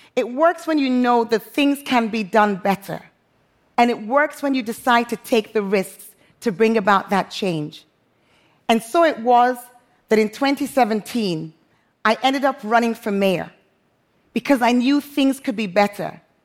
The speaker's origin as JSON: {"language": "English", "town": "Freetown", "region": "Western Area", "country": "Sierra Leone", "tie": "born or raised there", "also_born_or_lived": "London", "moved": "as an adult", "lives_now": "Freetown, Sierra Leone", "said": "my hometown, Freetown, Sierra Leone"}